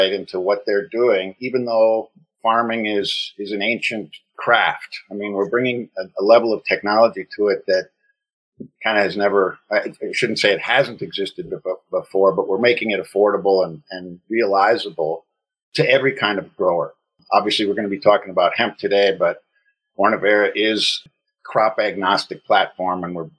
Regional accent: Wisconsin, United States; moved away as an adult; also born or lived in Tokyo / Sydney / Melbourne / Hanoi; now in Singapore; I was born in Wisconsin and lived there for about 20 years, and then packed a duffel bag and moved to Japan in 1985, and I've lived in Asia ever since

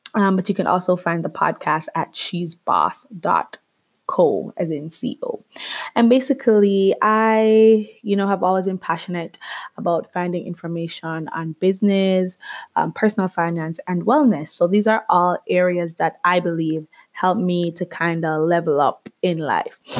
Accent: Jamaica; moved away as an adult; now in Canada; I am Jamaican. yes, I am Caribbean. Um, I grew up there for 21 years of my life before I moved to Canada

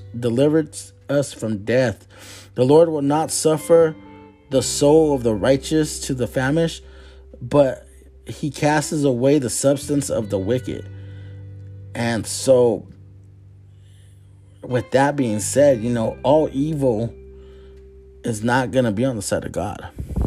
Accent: Phoenix, Arizona, United States; we were raised in Maryville in the Phoenix area. 85033. My whole life I was raised there

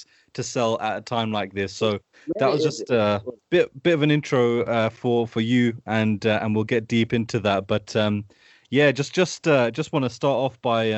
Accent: United Kingdom; I've been raised down here close to London my whole life

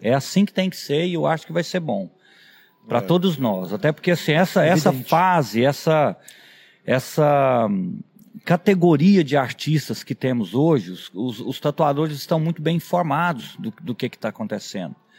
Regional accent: Quirinópolis, Goiás, Brazil; a minha cidade natal é Quirinópolis, que é no, no, no interior do estado de Goiás

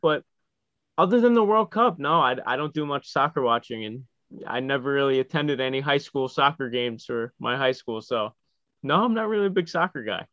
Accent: New York, United States; as a New Yorker

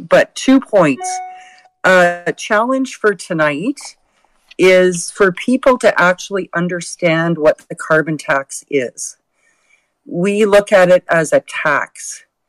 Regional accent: Alberta, Canada; First of all, I am a Canadian. Second of all, I'm an Albertan

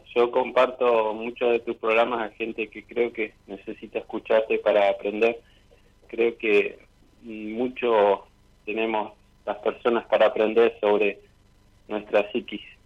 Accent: General Roca, Río Negro, Argentina; moved away as an adult; now in Neuquén, Argentina; soy de Roca, ahora estoy viviendo actualmente por trabajo en Neuquén hace ocho años

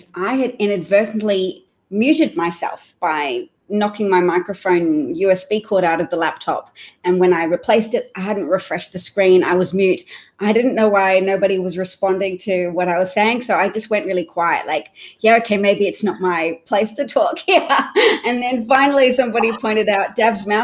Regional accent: Australia; moved away as an adult; now in United States; I am from Australia. I lived in Australia until fairly recently.

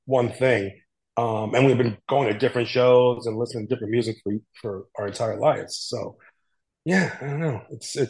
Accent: New York City, New York, United States; I grew up in the South Bronx with Frank

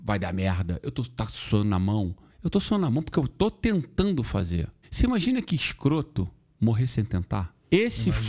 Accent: Rio de Janeiro, Brazil; eu sou brasileiro carioca

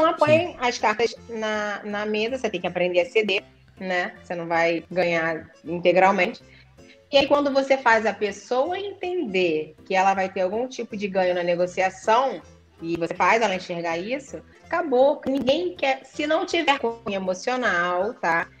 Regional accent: Rio de Janeiro, Brazil; porque eu sou carioca, falo caro

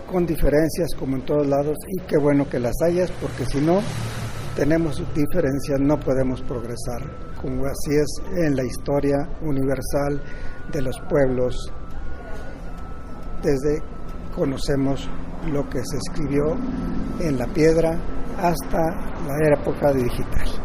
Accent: Lerdo, Durango, Mexico; moved away as an adult; also born or lived in Mexico City, Mexico; now in Reynosa, Mexico; yo soy originario de Ciudad Lerdo, Durango. Nací en el año de 1940, un 19 de julio de la primaria la estudié en el Instituto Francés de La Laguna. Después me fui a Durango, Durango, capital

